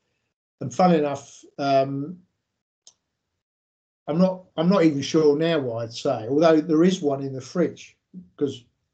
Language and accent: English; South of England, United Kingdom; I'm obviously from the south